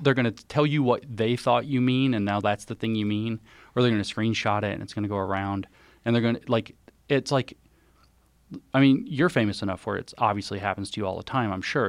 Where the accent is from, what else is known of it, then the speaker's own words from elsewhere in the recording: the South, United States; I'm from the South particularly.